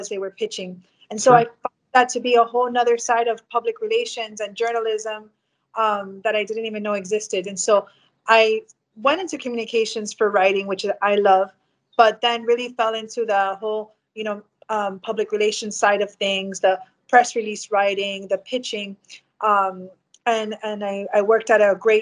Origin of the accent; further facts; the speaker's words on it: Hialeah, Florida, United States; I grew up in West Hialeah. Both my parents lived there when I was born. And so I grew up there all my life